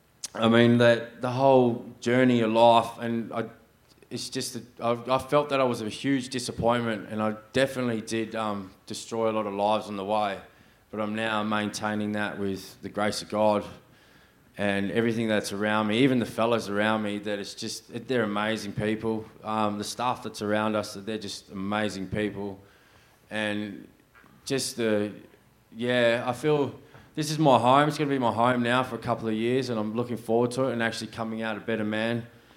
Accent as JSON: {"language": "English", "town": "Sydney", "region": "New South Wales", "country": "Australia", "tie": "born there", "lives_now": "Perth, Australia", "said": "I was born in 1982 in New South Wales, Sydney. I was a pastor's kid."}